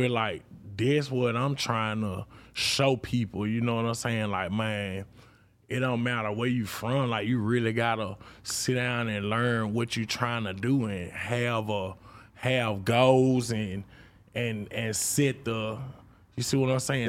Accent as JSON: {"language": "English", "region": "Mississippi", "country": "United States", "said": "I'm from Mississippi"}